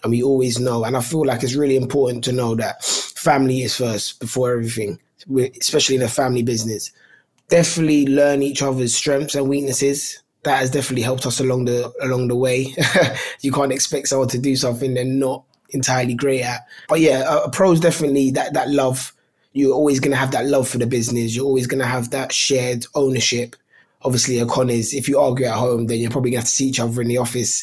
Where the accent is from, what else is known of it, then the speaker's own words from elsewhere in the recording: London, United Kingdom; where we are from in Tooting, Southwest London